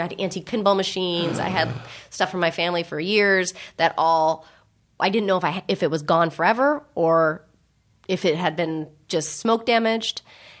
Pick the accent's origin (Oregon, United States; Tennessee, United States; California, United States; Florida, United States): California, United States; San Francisco; born or raised there